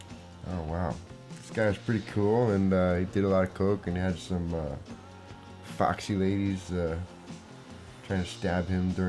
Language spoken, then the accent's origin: English; New Jersey, United States; accent: New York; also born or lived in Brooklyn, New York; now in California, United States; I grew up, like, in some really weird town in New Jersey and partly in Brooklyn.